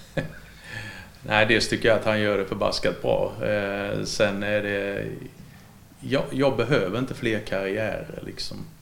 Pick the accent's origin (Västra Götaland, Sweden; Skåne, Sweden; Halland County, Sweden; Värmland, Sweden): Skåne, Sweden; Ängelholm; now in Halmstad, Sweden; tidningen hemma i Ängelholm